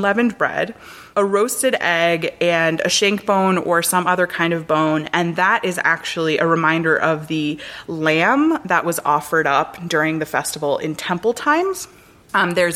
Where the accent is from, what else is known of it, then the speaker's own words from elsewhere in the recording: North Miami, Florida, United States; I grew up in North Miami, where there's a large Jewish population